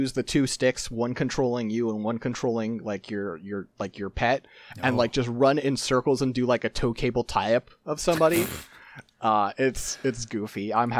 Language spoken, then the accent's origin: English; United States; I have strong feelings about cops, because I'm from the United States.